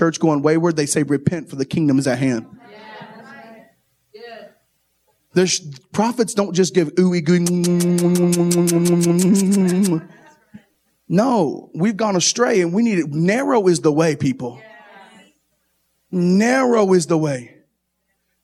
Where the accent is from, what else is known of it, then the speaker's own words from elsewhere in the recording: Kentucky, United States; I'm from Kentucky